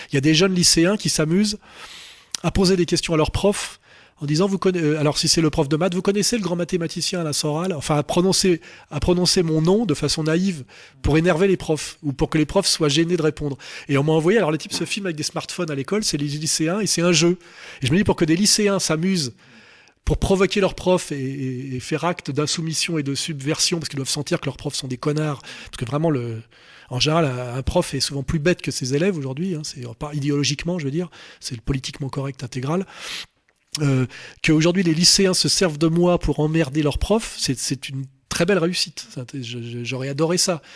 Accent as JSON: {"language": "French", "country": "France", "said": "je suis français"}